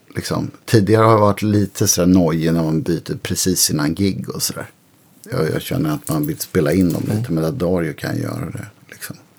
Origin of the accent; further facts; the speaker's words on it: Örebro, Örebro County, Sweden; jag växte upp i Örebro.